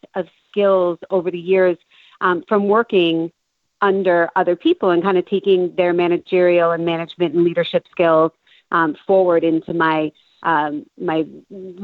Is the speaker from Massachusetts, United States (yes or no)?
yes; Cape Cod, Massachusetts, United States; also born or lived in Boston, Massachusetts; I grew up on Cape Cod